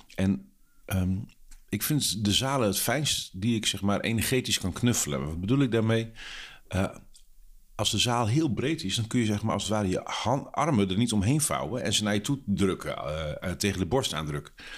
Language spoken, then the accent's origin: Dutch; Drenthe, Netherlands; in Drenthe, waar ik vandaan kom en waar ik ben opgegroeid